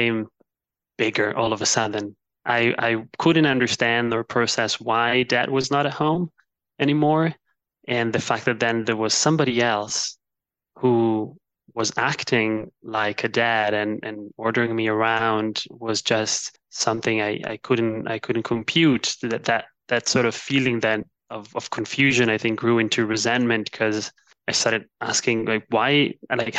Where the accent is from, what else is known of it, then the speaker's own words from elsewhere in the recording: Milan, Lombardy, Italy; moved away as an adult; also born or lived in China / London; I was born and raised in Milan, Italy, although I spent a few of my adult years abroad between China and London.